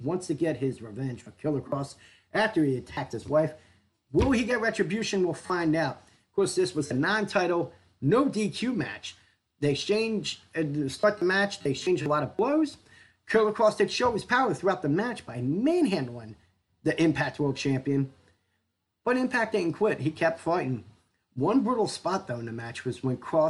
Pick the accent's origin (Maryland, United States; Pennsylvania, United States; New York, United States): Pennsylvania, United States; Philadelphia; I grew up in the Philadelphia area, I watched ECW as a kid